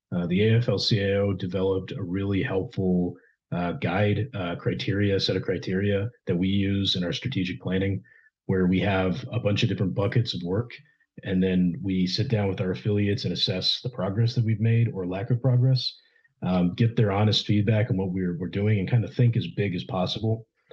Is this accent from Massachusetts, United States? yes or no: no; Ohio, United States; also born or lived in Texas; now in Houston, United States; growing up in Ohio